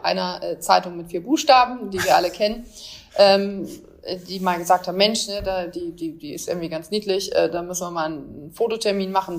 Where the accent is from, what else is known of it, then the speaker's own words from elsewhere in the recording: Bremerhaven, Bremen, Germany; Eine waschechte Norddeutsche, bin in Bremerhaven groß geworden.